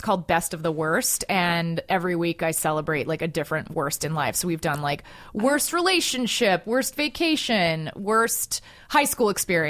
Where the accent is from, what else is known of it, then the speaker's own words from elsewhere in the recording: Texas, United States; moved away; I grew up in Texas